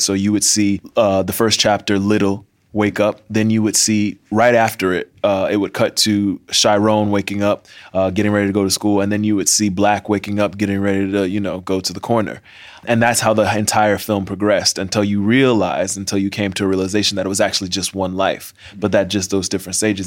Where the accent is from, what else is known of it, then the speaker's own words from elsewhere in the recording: Miami, Florida, United States; growing up in Miami